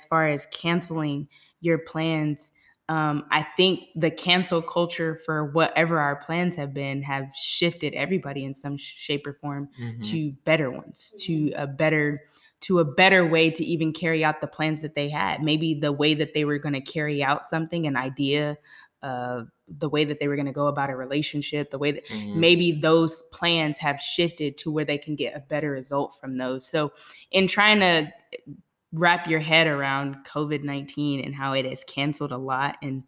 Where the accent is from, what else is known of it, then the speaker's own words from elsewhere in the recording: California, United States; we born and raised in California